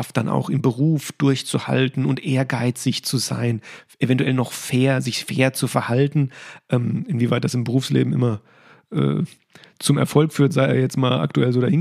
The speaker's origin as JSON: {"language": "German", "region": "Hesse", "country": "Germany", "said": "als Hesse überhaupt eine Verbindung aufgebaut habe ja. zu Borussia Dortmund"}